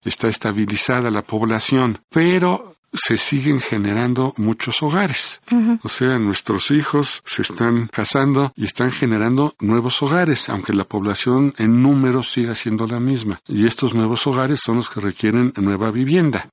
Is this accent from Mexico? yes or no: yes; Mexico; como mexicano